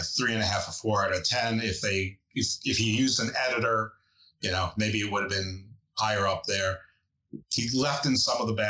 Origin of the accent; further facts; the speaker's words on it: New York, United States; moved away as an adult; I'm from New York, and the reason I laugh at that is because I haven't lived in New York since I'm 17 years old